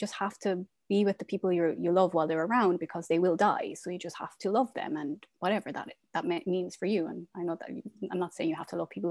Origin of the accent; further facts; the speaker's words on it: west of Ireland, Ireland; moved away as an adult; also born or lived in Dubai / Qatar; now in Portland, United States; I am from Ireland. I'm from a small town in the west of Ireland, but I'm currently living in Portland, Oregon